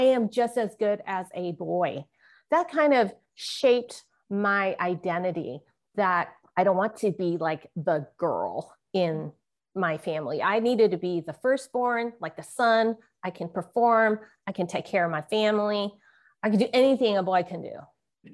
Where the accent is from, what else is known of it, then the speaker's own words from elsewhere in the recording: San Francisco, California, United States; When I was growing up in San Francisco Chinatown